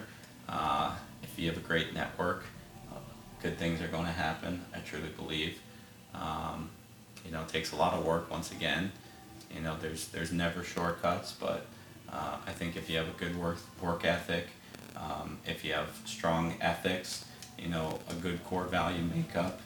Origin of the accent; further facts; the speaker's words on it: Cleveland, Ohio, United States; also born or lived in Worcester, Massachusetts; I was born in Massachusetts, but I've been in Cleveland since I was 9, so Cleveland's home